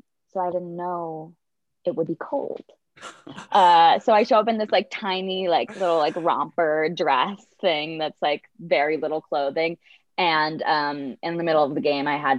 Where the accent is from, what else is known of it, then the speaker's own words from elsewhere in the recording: Midwest, United States; now in California, United States; I grew up in the Midwest